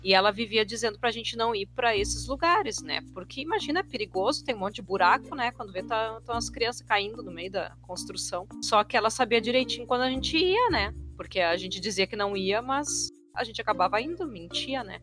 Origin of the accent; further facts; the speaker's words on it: Gaúcha, Rio Grande do Sul, Brazil; also born or lived in Porto Alegre; eu moro em Porto Alegre, né? Eu sou gaúcha